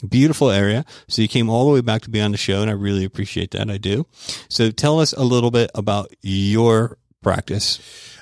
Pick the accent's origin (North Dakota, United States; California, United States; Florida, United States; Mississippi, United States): Florida, United States; Tampa; now in Georgia, United States; originally from Tampa, Florida